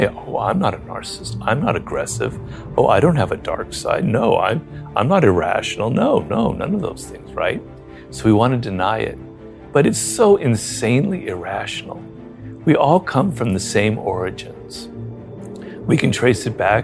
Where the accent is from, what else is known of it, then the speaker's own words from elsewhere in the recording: Los Angeles, California, United States; also born or lived in Paris; I'm actually a middle-class Jew from Los Angeles